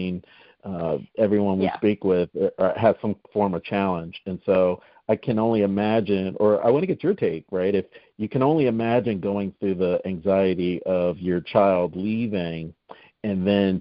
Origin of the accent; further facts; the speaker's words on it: Northeast, United States; we're both from the Northeast